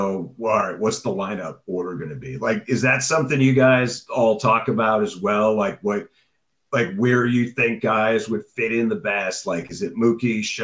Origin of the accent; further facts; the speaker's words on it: Boston, Massachusetts, United States; growing up in Boston